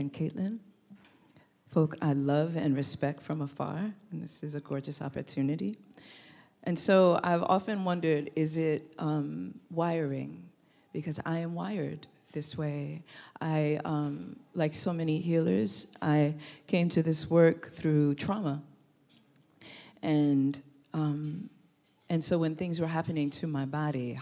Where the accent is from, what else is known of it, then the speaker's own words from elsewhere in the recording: New York City, New York, United States; moved away as an adult; also born or lived in Oakland, California; when I lived in Brooklyn, because I'm from New York